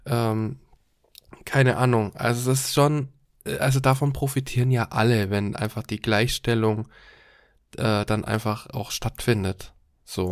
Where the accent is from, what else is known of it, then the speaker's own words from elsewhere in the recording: Germany; bei uns in Deutschland